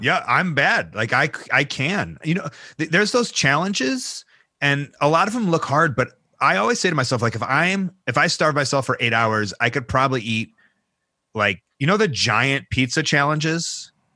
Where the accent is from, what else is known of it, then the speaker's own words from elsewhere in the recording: Chicago, Illinois, United States; as a Chicagoan